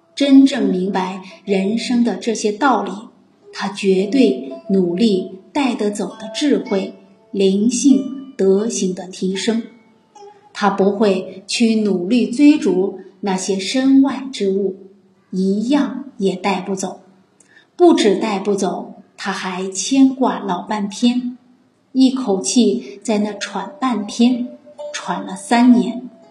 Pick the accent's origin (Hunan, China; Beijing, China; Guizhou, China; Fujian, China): Fujian, China; accent: Minnan; 我今天讲闽南话讲得比较多，因为我今天收到消息，我们闽南张普教育局局长